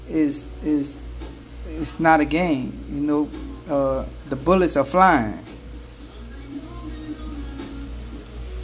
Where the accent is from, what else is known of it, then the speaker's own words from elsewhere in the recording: New Orleans, Louisiana, United States; also born or lived in Houston area, Texas; now in Houston, United States; I'm born and raised in New Orleans, but I live in the Houston area